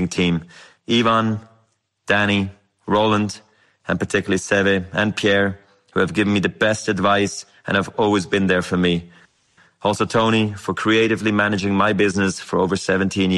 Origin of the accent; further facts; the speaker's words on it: Basel, Basel-Stadt, Switzerland; I was a ball kid in my hometown of Basel.